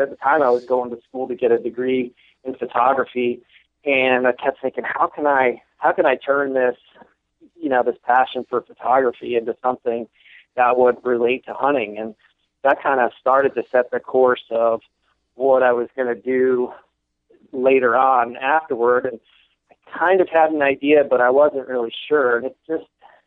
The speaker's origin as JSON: {"language": "English", "region": "northwest New Jersey", "country": "United States", "tie": "born or raised there", "said": "I grew up in the northwest portion of the state"}